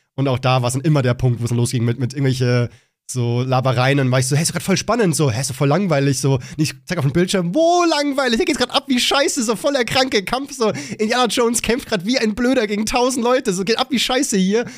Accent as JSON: {"language": "German", "region": "Bavaria", "country": "Germany", "tie": "born or raised there", "said": "gehe ich wieder zurück in mein wunderschönes Bayern und bin voll zufrieden wieder hier und bin dann in meiner Heimat mit meinen Leuten"}